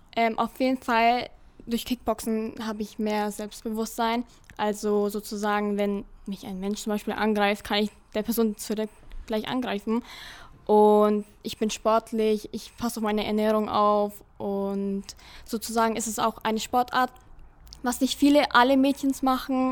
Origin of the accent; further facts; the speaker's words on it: Ingolstadt, Bavaria, Germany; Ich komme aus Ingolstadt, gehe zurzeit auf der Forst Ingolstadt